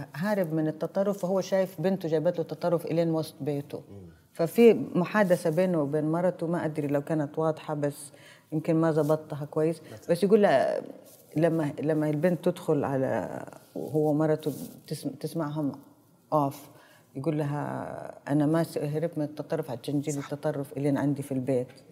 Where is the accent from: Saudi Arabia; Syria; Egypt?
Saudi Arabia; انا عربيه انا سعوديه